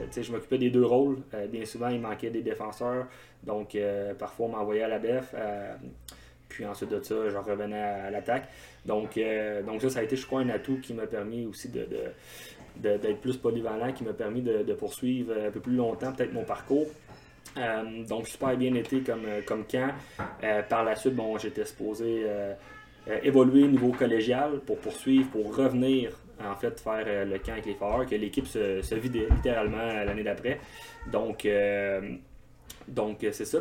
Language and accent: French; Val-d'Or, Quebec, Canada; je suis originaire de Val-d'Or en Abitibi. J'ai joué mon hockey mineur euh, au grand complet là-bas